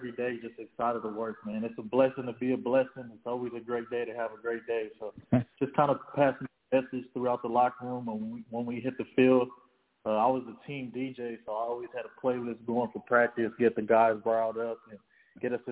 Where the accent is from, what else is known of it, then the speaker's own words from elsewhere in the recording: Carson, California, United States; now in Huntington Beach, United States; the street we grew up on in Carson, California